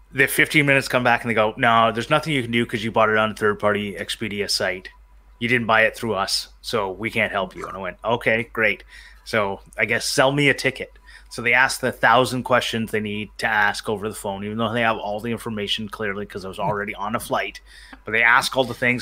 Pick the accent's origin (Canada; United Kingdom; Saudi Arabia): Canada; I'm from Canada. For those who don't know, uh, I live in the the great country of Canada